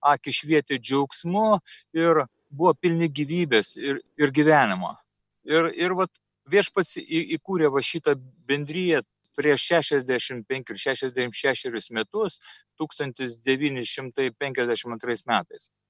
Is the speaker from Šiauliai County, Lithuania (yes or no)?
yes; Šiauliai, Šiauliai County, Lithuania; Taigi mes esame šiauliečiai.